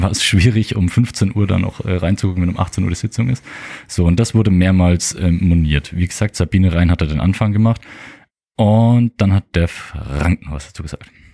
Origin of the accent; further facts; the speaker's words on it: Mergershausen, Germany; ich ge gebürtiger Mergershauser bin